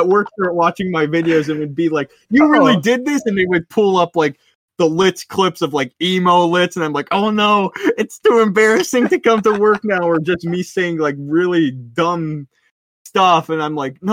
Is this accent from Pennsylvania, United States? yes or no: yes; Pennsylvania, United States; I'm from Pennsylvania